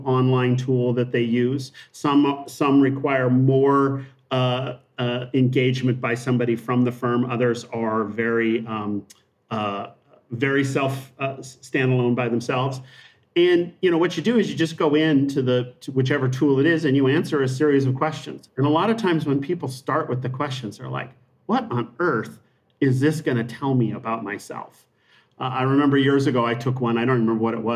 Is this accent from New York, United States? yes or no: no; Montana, United States; moved away; I grew up in Montana.